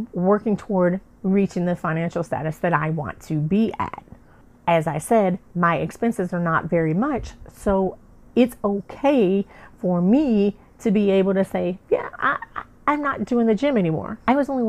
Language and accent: English; the South, United States; I'm from the South